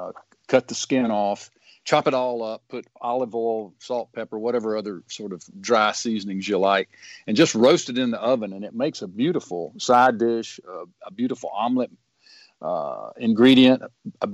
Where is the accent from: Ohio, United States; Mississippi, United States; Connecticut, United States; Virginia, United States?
Mississippi, United States; Booneville; my hometown of Boonville